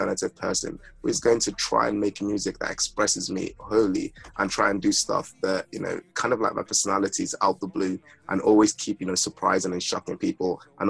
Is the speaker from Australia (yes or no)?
no; Nigeria; now in United Kingdom; I'm not just British, right? I'm only a British resident, and I'm a Nigerian international